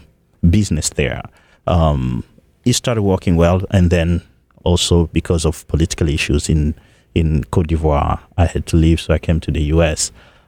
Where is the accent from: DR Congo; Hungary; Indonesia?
DR Congo; Bukavu, South Kivu; English is a second language; also born or lived in Europe; now in United States; I grew up in the eastern part of Congo. I was born in Bukavu.